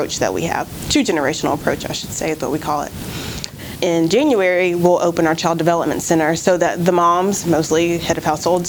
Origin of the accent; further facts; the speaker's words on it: Charlotte, North Carolina, United States; also born or lived in Greensboro, North Carolina; Growing up in Charlotte